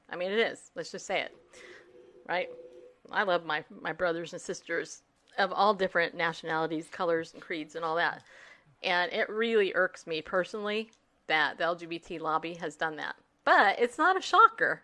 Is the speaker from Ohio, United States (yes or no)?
no; California, United States; also born or lived in New York; raised in California